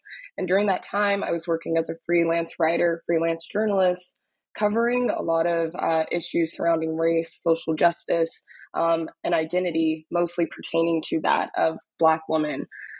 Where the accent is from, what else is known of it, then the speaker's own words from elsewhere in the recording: Dallas, Texas, United States; moved away as an adult; also born or lived in Austin; now in New York, United States; I'm originally from Dallas, Texas, was born and raised in Dallas and attended university in Austin and have been living in New York ever since